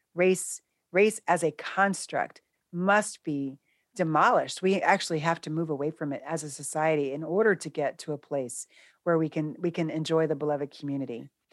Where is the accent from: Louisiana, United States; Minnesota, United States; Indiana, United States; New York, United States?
New York, United States; New York City; now in Philadelphia, United States; I'm a New Yorker